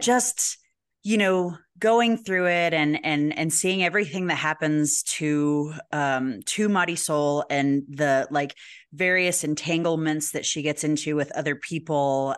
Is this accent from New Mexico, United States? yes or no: yes; Albuquerque, New Mexico, United States; "Where are you from?" And we say Albuquerque